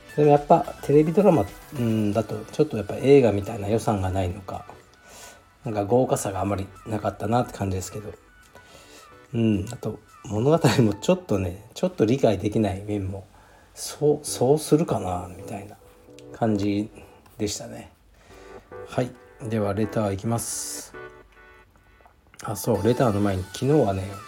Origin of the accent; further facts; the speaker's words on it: Fukuoka, Japan; 僕もそうですけどね